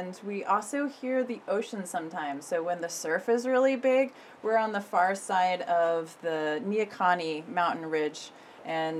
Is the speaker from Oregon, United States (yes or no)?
yes; Corvallis, Oregon, United States; also born or lived in East Coast, United States / Eugene, Oregon; now in Nehalem, United States; my growing up years happened in Corvallis, so I consider Corvallis my hometown, even though I was born on the East Coast